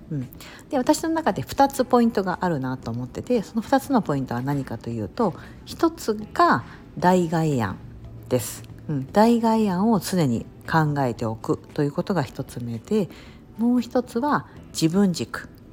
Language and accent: Japanese; Kansai, Japan; 私関西人だから